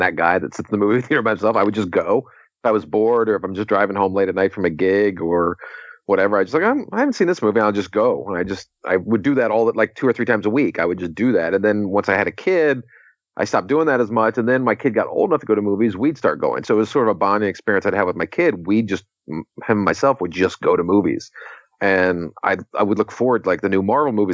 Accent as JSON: {"language": "English", "town": "Washington", "region": "District of Columbia", "country": "United States", "tie": "born or raised there", "moved": "as an adult", "lives_now": "Los Angeles, United States", "said": "my hometown of Washington, D.C."}